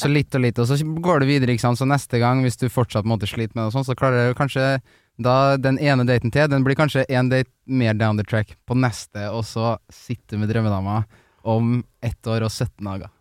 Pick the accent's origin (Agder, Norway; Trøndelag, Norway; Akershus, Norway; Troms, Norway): Trøndelag, Norway; Trondheim; moved away; der jeg feirer jul, da, hjemme i Trondheim med familien